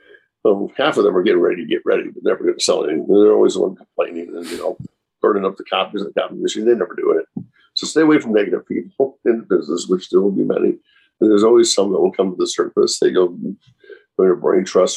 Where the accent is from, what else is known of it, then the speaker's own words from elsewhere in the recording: Chicago, Illinois, United States; moved away as an adult; now in Orange County area, California, United States; I grew up in Chicago and moved out here